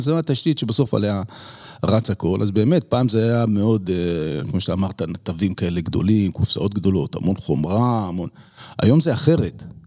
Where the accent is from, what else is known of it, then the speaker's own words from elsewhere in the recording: Israel; moved away as an adult; also born or lived in United States; אנחנו מאוד ישראלים